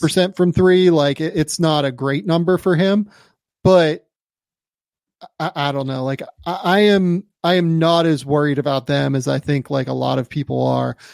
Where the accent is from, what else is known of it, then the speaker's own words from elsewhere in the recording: Pittsburgh, Pennsylvania, United States; growing up in Pittsburgh